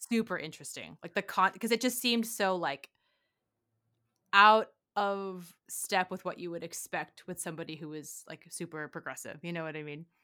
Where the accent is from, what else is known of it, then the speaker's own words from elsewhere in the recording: Detroit, Michigan, United States; I grew up in Detroit.